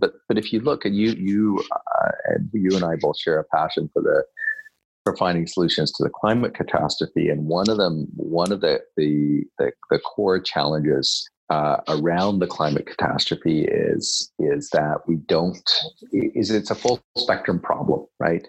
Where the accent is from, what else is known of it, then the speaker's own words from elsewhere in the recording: Kingston, Ontario, Canada; I'm a small town Ontario boy. Not quite a small town of that. I grew up in Kingston